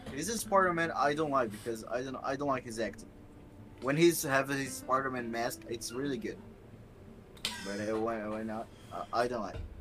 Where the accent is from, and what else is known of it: Brazil